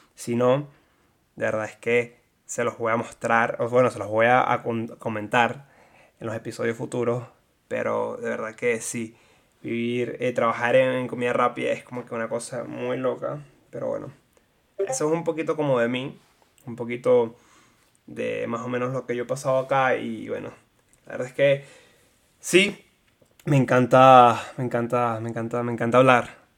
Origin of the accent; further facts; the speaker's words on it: Maracay, Aragua, Venezuela; moved away as an adult; also born or lived in La Guaira, Venezuela; now in Houston, United States; soy de La Guaira, me mudé a Maracay porque era donde vivía hasta mis 18 años. Me mudé a Maracay a los dos años después de la tragedia de Vargas